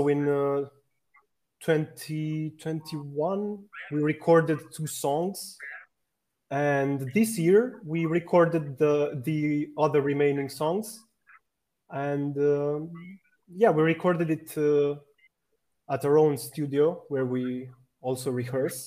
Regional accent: Romania; I'm from Romania

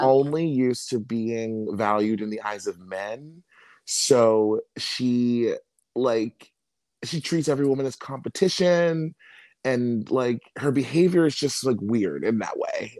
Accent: Maryland, United States; I'm from Maryland.

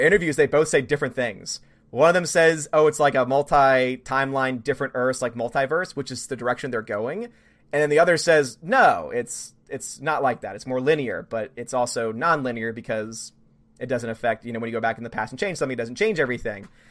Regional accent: New Orleans, Louisiana, United States; I'm from New Orleans

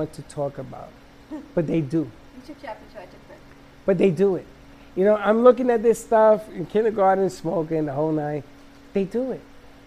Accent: New York, United States; I'm from New York.

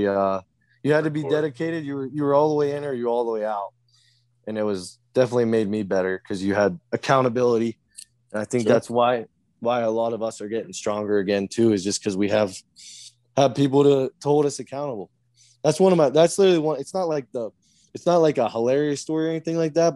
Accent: United States; I'm American.

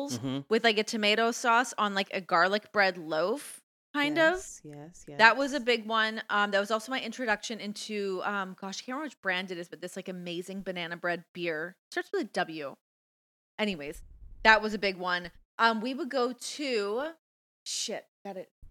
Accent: Toronto, Ontario, Canada; moved away as an adult; also born or lived in New York; now in Las Vegas, United States; I grew up in Toronto or, like, outside Toronto, but, like, I lived in Toronto, lived in New York.

